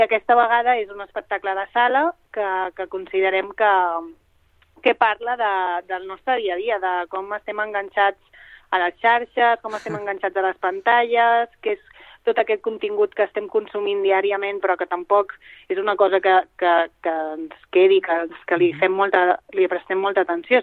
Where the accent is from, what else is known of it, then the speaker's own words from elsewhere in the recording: Mallorca, Balearic Islands, Spain; moved away as an adult; La Laura i jo som les dues de Mallorca